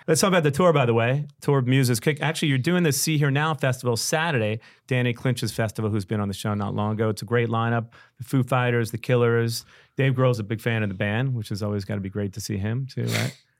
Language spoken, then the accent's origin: English; New York City, New York, United States; I'm a New Yorker.